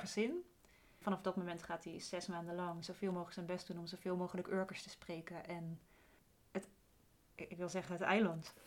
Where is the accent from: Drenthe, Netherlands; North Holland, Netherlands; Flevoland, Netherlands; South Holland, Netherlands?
Flevoland, Netherlands; Luttelgeest; moved away; Ik woonde vroeger, ik ben opgegroeid in Luttelgeest.